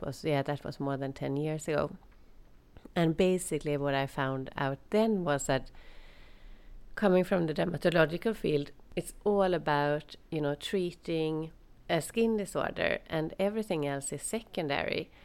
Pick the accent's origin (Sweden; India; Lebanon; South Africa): Sweden; moved away as an adult; also born or lived in England / Jordan / Netherlands / Ireland; when it was time to move back to to Sweden